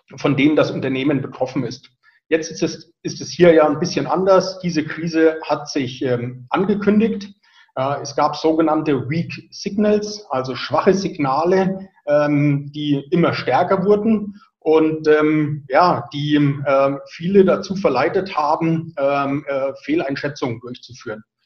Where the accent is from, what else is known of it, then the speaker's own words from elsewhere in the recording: Franconia, Bavaria, Germany; accent: Franconian rolled R; ich bin Franke, ich rolle das R